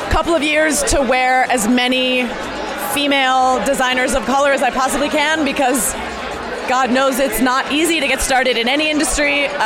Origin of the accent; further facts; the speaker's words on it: Hawaii, United States; like I come from Hawaii, and like the day I get to celebrate a native Hawaiian female filmmaker who's being given a giant voice and a platform